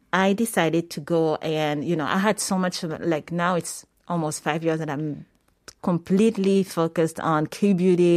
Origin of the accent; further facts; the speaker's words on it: Paris, Île-de-France, France; moved away as an adult; also born or lived in Senegal / New York; I'm originally from Senegal. Mm-hmm and I was born in Paris.